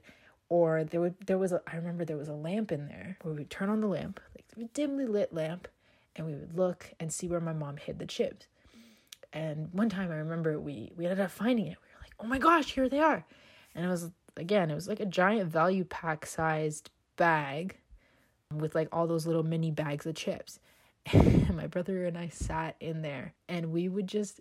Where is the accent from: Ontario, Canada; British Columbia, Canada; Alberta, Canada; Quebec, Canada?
Ontario, Canada; Toronto; growing up in the not so greatest area in Toronto, for those of you that are familiar, we grew up on Jane and Shepherd